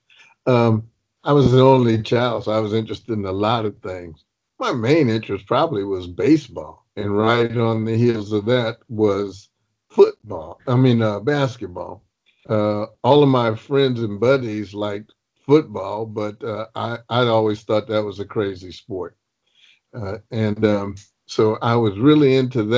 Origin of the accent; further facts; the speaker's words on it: Los Angeles, California, United States; moved away as an adult; now in Tallahassee, United States; I'm born and raised in Los Angeles, Laker fan, Dodger Blue, all